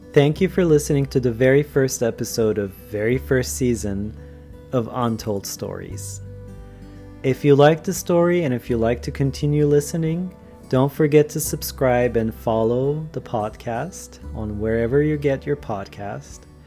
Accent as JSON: {"language": "English", "region": "Istanbul", "country": "Turkey", "said": "Ataköy, which is the place that I'm from"}